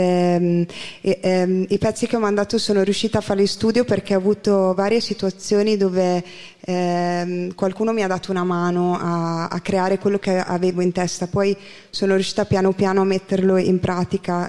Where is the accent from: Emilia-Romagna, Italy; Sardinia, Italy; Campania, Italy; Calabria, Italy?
Emilia-Romagna, Italy; Porto Garibaldi; also born or lived in Scotland; sono di Porto Garibaldi, provincia di Ferrara